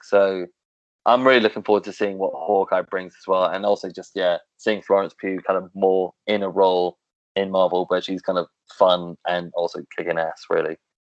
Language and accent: English; London, United Kingdom; as a Londoner